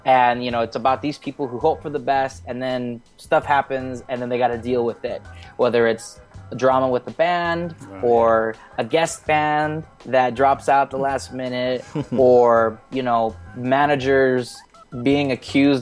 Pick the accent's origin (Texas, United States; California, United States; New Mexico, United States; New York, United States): California, United States; Indio; I'm from Indio, California, which is about 2 hours east of Los Angeles